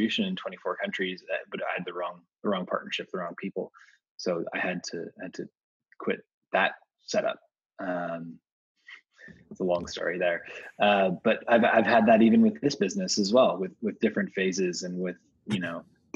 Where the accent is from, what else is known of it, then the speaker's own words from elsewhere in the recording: Vancouver, British Columbia, Canada; also born or lived in Amsterdam / Spain / Denmark; now in New York, United States; originally I'm from Vancouver, Canada.